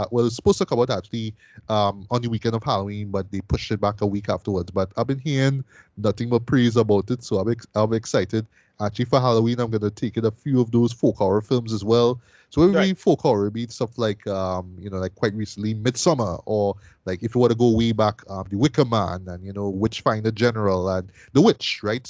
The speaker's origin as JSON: {"language": "English", "country": "Trinidad & Tobago", "said": "Like I'm talking as a Trinidadian."}